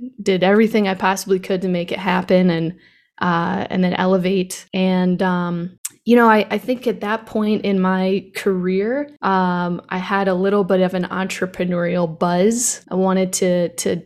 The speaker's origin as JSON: {"language": "English", "town": "Tampa", "region": "Florida", "country": "United States", "tie": "born or raised there", "said": "I was born in Tampa, Florida on February 9th, 1990."}